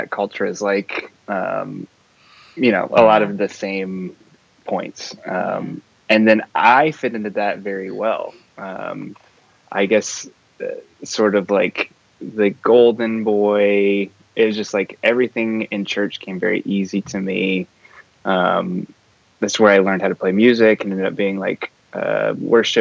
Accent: Indianapolis, Indiana, United States; So I'm from Indiana. Here in Indianapolis, I grew up attending what is probably, at one point when I was there, the largest Southern Baptist church

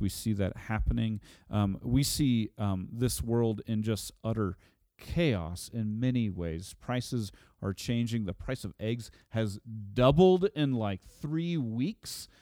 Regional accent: Oklahoma, United States; I'm from Oklahoma

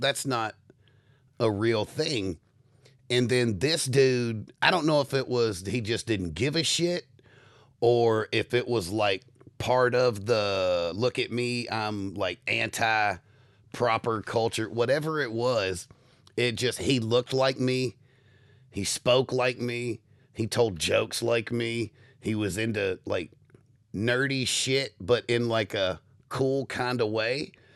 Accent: United States; as an American

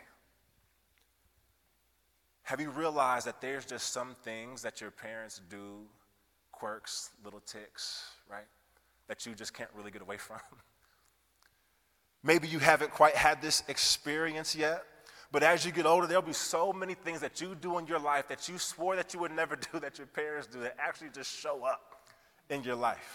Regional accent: Kansas City, Missouri, United States; moved away as an adult; also born or lived in Iowa; I hail from Kansas City originally, but spent the last several years of my life in Iowa.

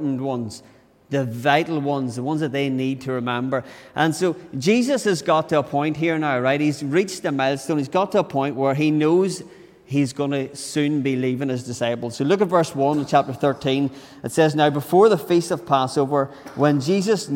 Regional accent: Tyrone, Northern Ireland, United Kingdom; So I was brought up in Tyrone.

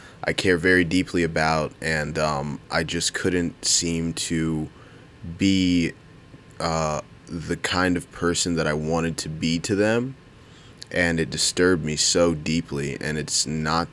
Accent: United States; I grew up in Howard County

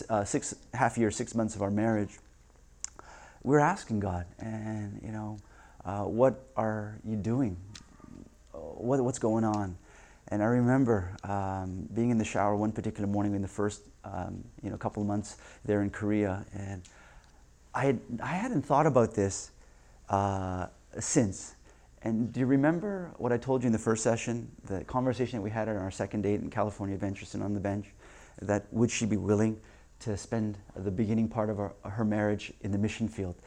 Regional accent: Vancouver, British Columbia, Canada; moved away; I'm from Vancouver

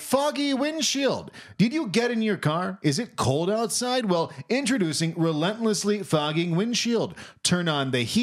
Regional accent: Florida, United States; moved away; I'm from Florida

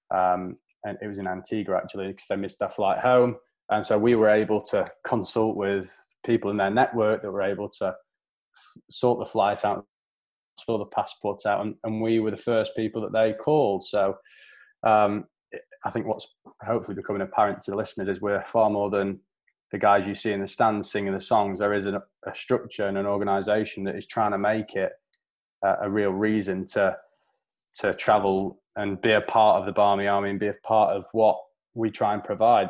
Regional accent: England, United Kingdom; how we will be seen as English people and English fans

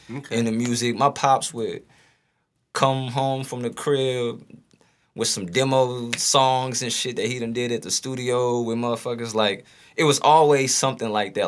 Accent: St. Louis, Missouri, United States; North St. Louis, Grand Natural Bridge

